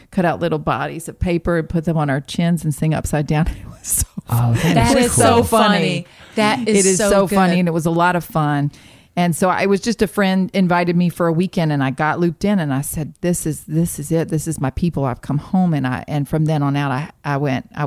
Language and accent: English; Dahlonega, Georgia, United States; No, I grew up in a little town in North Georgia called Dahlonega.